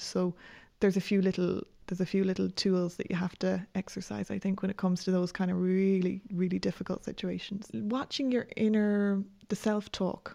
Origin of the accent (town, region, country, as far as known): Ireland